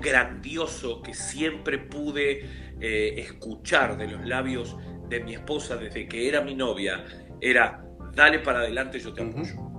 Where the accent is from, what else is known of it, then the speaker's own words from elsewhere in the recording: Montevideo, Uruguay; soy de Uruguay, soy de Montevideo, capital de Uruguay